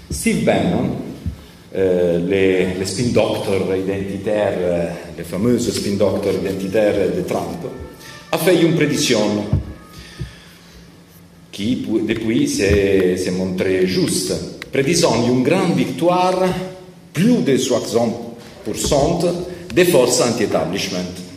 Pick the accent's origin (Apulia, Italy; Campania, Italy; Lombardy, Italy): Campania, Italy; Naples; French is a second language; Je suis de Naples